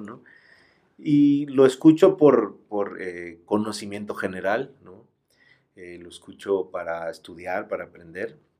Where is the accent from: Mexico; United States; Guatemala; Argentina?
Mexico; somos eso, somos también la música mexicana